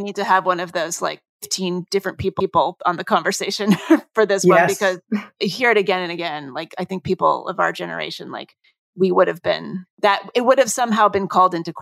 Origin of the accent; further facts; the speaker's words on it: New Jersey, United States; I grew up mainly in New Jersey, in suburban New Jersey